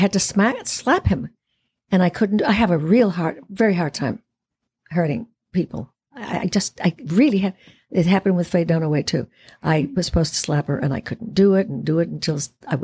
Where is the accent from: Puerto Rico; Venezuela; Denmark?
Puerto Rico; Puerto Ricans are many colors. We are Spanish. We're French. We're Taino Indian